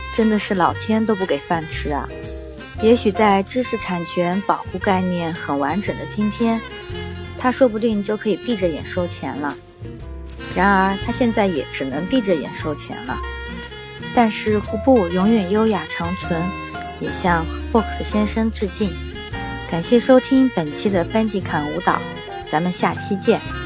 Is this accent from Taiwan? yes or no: no; China; 胡步舞其实只是我们中国人的音译而已